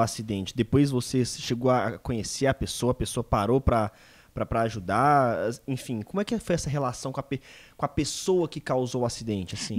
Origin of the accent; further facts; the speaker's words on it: Minas Gerais, Brazil; eu sou mineiro